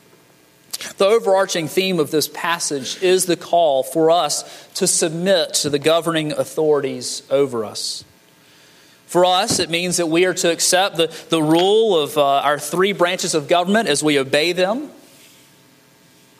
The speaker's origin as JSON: {"language": "English", "country": "United States", "said": "as American believers"}